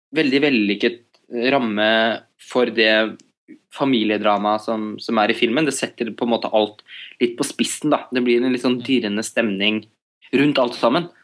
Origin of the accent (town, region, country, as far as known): Norway